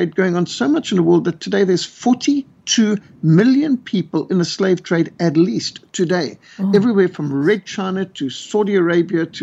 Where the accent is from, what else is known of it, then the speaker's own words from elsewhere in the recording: Zimbabwe; moved away; I used to live in Rhodesia. I was brought up in Rhodesia